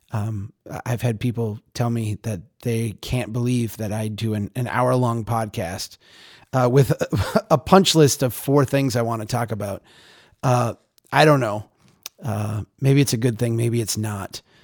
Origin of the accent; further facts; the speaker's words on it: Minnesota, United States; I'm Minnesotan